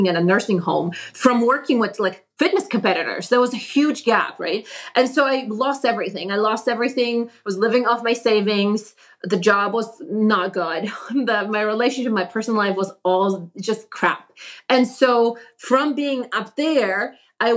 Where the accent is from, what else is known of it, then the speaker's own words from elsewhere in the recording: Poland; English is a second language; moved away as an adult; also born or lived in Boston, United States; now in Connecticut, United States; when I moved from Poland to America, I came being a university student, studying journalism